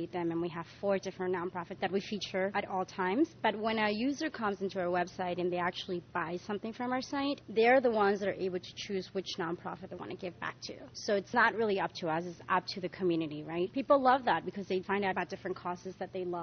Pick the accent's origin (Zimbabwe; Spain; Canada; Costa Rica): Spain; now in New York, United States; I was born and raised in Spain